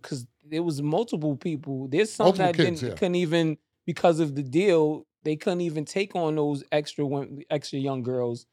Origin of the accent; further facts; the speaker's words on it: New York City, New York, United States; growing up in Queens